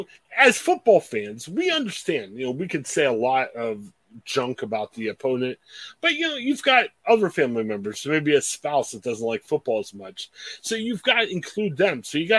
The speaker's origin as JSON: {"language": "English", "region": "Ohio", "country": "United States", "said": "we're from the Ohio area."}